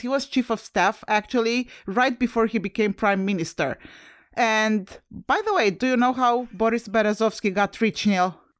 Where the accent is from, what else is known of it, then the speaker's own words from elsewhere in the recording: Romania; moved away; I'm originally from Romania and Romania is a former U S S R satellite country